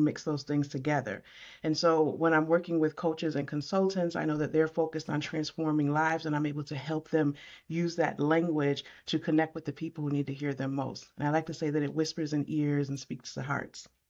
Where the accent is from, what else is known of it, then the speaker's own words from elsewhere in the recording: Syracuse, New York, United States; now in Concord, United States; I right now live in Concord, North Carolina. I'm from Syracuse, New York, so I specialize right in my hometown